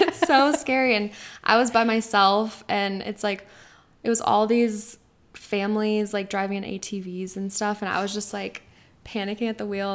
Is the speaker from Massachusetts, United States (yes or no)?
no; Denver, Colorado, United States; also born or lived in Arizona; I'm from Denver, Colorado. I grew up here.